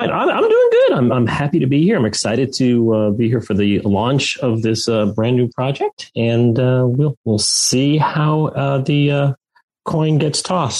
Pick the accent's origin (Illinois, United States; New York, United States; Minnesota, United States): New York, United States; New York City; as a kid growing up in Flushing, New York, within walking distance of Shea Stadium